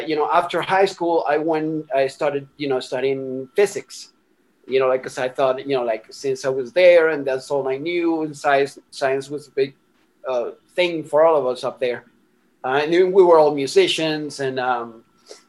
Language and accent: English; Miranda, Venezuela; moved away; also born or lived in Caracas, Venezuela; I was born in Caracas, you know, in the city in Venezuela